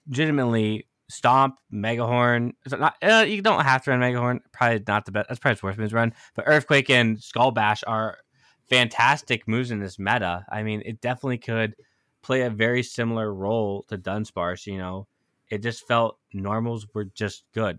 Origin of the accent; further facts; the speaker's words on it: United States; I'm from the States